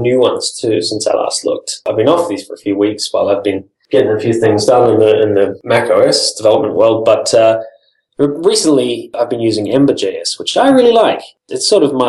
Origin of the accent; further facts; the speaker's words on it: New Zealand; now in Silicon Valley, United States; I'm originally from New Zealand.